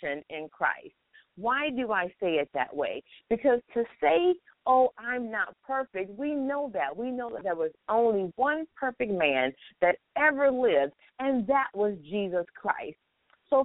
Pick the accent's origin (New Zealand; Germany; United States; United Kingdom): United States; Florida; I am here in what I call my hometown, Florida